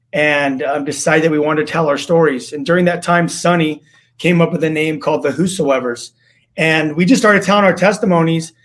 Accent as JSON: {"language": "English", "town": "Los Angeles", "region": "California", "country": "United States", "tie": "born or raised there", "said": "I grew up in Los Angeles"}